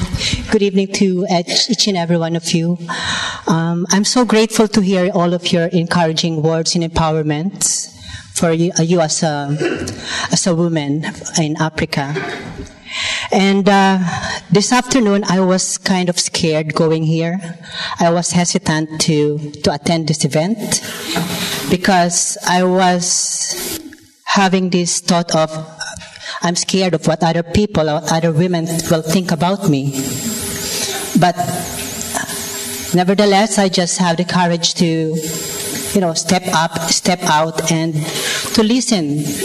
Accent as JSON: {"language": "English", "country": "Philippines", "moved": "yes", "lives_now": "United Kingdom", "said": "I am from the Philippines. I am a transgender woman."}